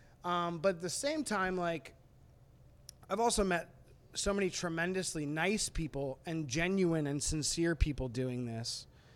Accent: Manchester, New Hampshire, United States; we're from, you know, being, we're from New Hampshire. And yeah. why should I lie and tell people I'm from Boston?

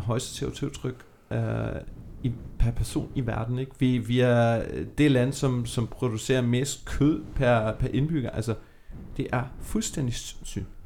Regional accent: Germany; now in Denmark; Nu er jeg opvokset i Tyskland

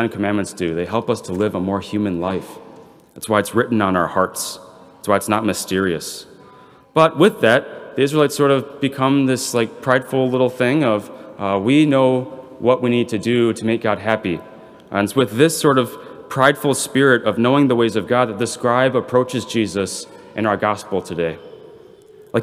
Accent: Belvidere, Illinois, United States; I'm from Belvedere

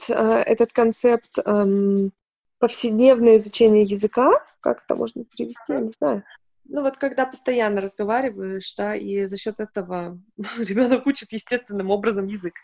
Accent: Siberia, Russia; now in Germany; я из Сибири, и поэтому у меня, ну, из небольшого города, и у нас было тоже только монолингвальное как-то образование, воспитание, и все только на русском языке

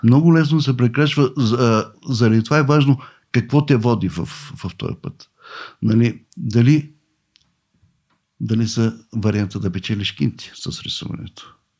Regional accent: Varna, Varna Province, Bulgaria; аз съм от Варна. Роден съм в Варна. Там курсове се водех.

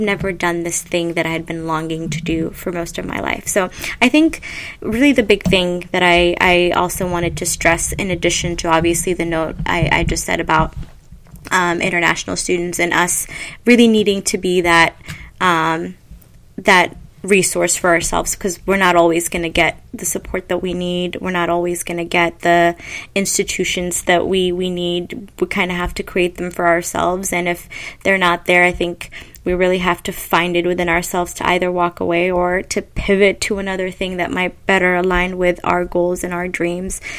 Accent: Ethiopia; I'm from Ethiopia

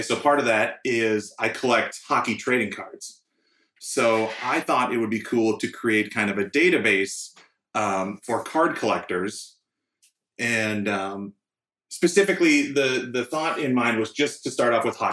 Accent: St. Paul, Minnesota, United States; moved away as an adult; now in Nashville, United States; I'm originally from St. Paul, Minnesota, but I moved here about 3 years ago

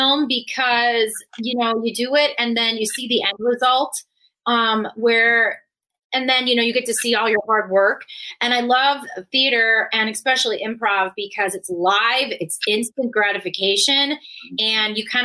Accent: New York, United States; growing up in New York

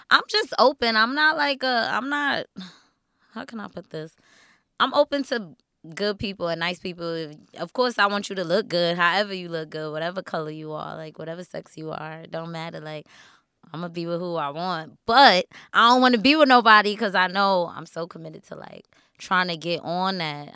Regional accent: New York City, New York, United States; I'm still from Queens

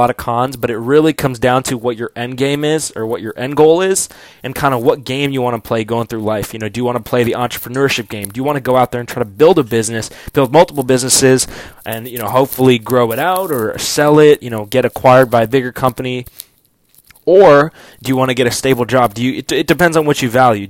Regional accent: Orange County, California, United States; also born or lived in Kansas City / Dallas / Bakersfield, California / Fullerton, California; moved to Orange County, Fullerton, California when I was starting seventh grade

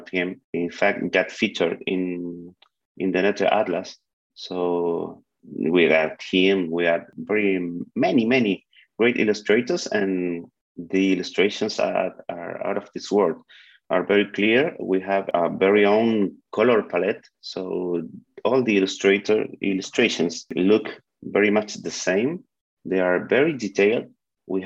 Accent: Chile; I'm from Chile.

